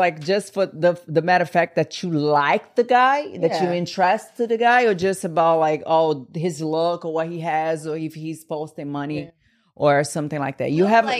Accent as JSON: {"language": "English", "country": "Brazil", "moved": "yes", "said": "I'm from Brazil"}